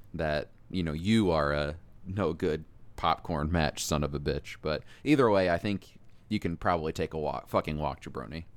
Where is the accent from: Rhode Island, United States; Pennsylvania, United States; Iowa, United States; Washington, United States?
Iowa, United States; growing up in Iowa